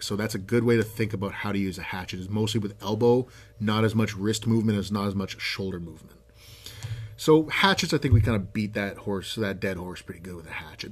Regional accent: Canada; I'm a Canadian.

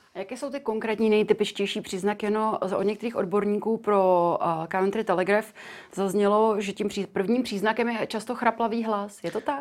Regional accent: Czechia; u nás v Čechách

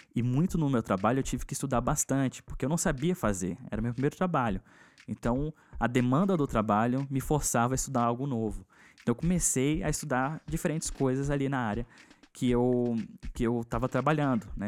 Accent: Brasília, Federal District, Brazil; eu sou de Brasília

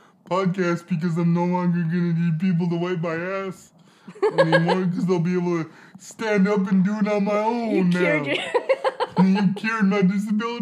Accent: Alberta, Canada; I grew up in Alberta when it was minus 40

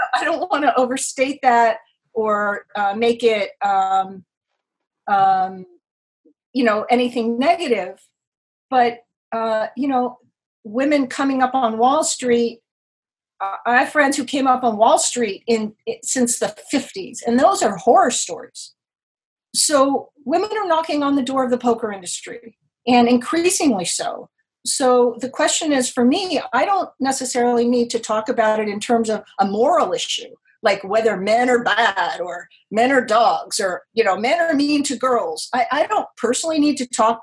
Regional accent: Los Angeles, California, United States; now in New York City, United States; I grew up in Los Angeles, California, and I've been in New York for 30 years

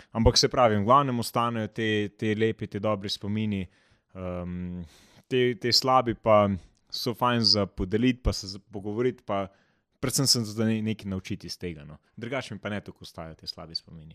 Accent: Slovenia

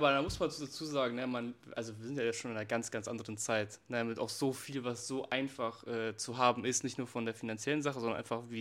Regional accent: Germany; Also ich bin selber in Deutschland ähm, aufgewachsen.

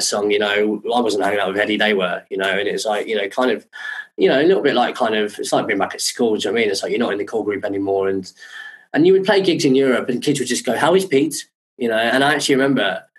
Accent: Croydon, London, United Kingdom; also born or lived in Brighton; I'm from Croydon as well

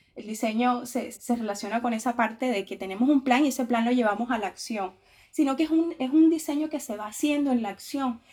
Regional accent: Montería, Córdoba, Colombia; moved away as an adult; now in Brazil; yo soy de Montería, que es una ciudad que queda al norte de Colombia

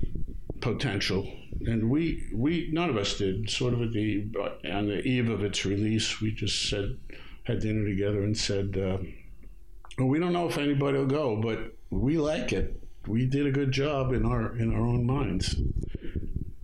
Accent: New York City, New York, United States; also born or lived in Long Island; I was born in Brooklyn

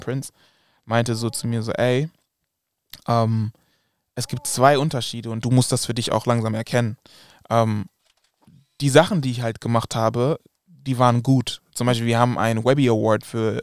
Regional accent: Germany; also born or lived in Kumasi, Ghana (family roots); aus Deutschland zu kommen

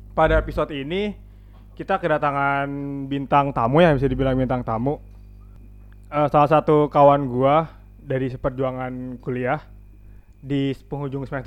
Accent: Java, Indonesia; gue juga sebagai orang Jawa, tapi gue nggak pernah disebut orang Jawa sih.

